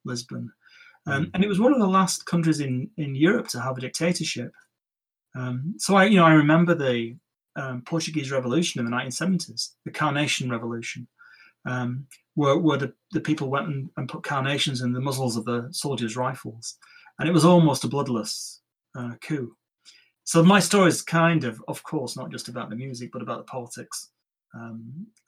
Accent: central Lancashire, North West England, United Kingdom; We're from, I think we're from Lee in central Lancashire, not far from where I grew up, actually.

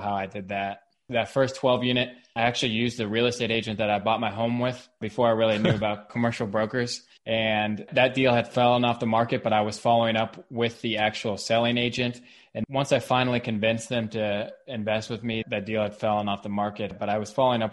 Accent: Cincinnati, Ohio, United States; moved away as an adult; also born or lived in Kentucky; now in Rogers, United States; I was born and raised in Cincinnati, in Madeira.

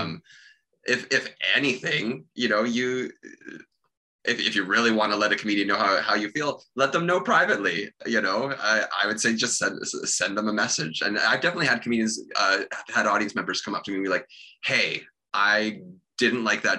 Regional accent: Sidney, British Columbia, Canada; moved away; my hometown when I was kid, which is, you know, I'm sure all the people in little Sydney, BC, right by Victoria

